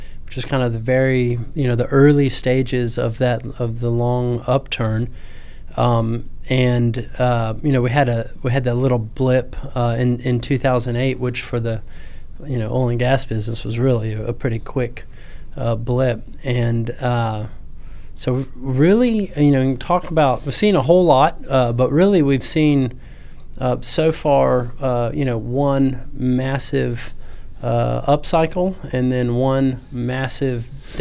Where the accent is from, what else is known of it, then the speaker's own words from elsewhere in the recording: Houston, Texas, United States; also born or lived in Virginia; But I'm from Houston. Grew up born and raised in Houston